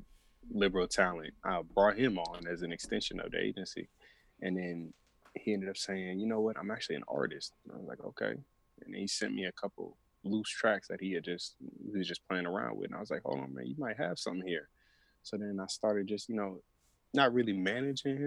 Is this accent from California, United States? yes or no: no; Atlanta, Georgia, United States; I'll still keep my Atlanta ties